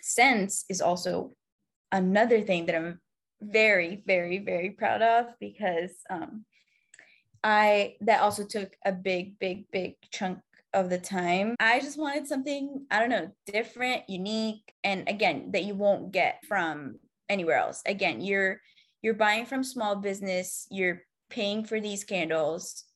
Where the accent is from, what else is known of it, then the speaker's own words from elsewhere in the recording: Egypt; moved away as an adult; I'm originally from Egypt. I moved here, like, six years ago.